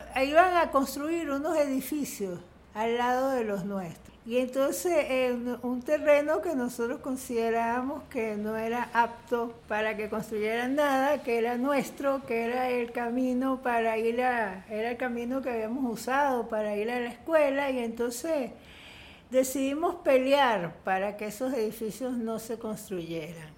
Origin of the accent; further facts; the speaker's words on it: Caracas, Capital District, Venezuela; also born or lived in Italy / El Cafetal; Yo nací en Caracas y cuando estaba muy pequeña, como no sé, unos meses, este, nos fuimos a Italia